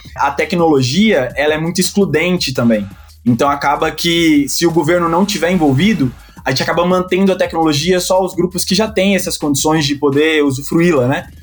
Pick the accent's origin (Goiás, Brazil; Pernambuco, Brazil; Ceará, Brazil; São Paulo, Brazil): Goiás, Brazil; Goiânia; moved away as an adult; also born or lived in Espírito Santo / Minas Gerais; Eu sou de Goiânia